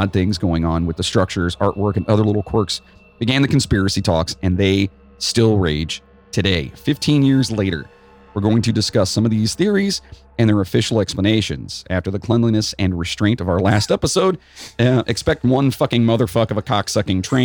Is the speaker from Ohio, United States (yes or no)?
yes; Cleveland, Ohio, United States; We are from Cleveland, therefore we are Browns fans